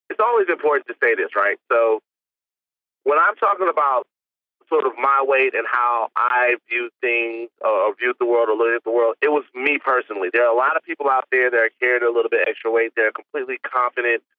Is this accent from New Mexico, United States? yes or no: no; Baton Rouge, Louisiana, United States; I'm from the South. I'm from Baton Rouge.